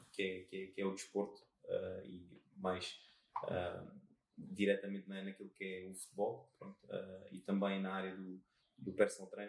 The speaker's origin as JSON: {"language": "Portuguese", "town": "Montijo", "region": "Setúbal", "country": "Portugal", "said": "Que idade tens? 33 anos. De onde és? Sou do Montijo."}